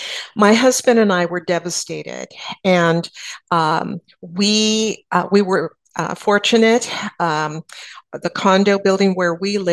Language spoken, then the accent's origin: English; San Antonio, Texas, United States; "Where are you from?" And I said, "San Antonio."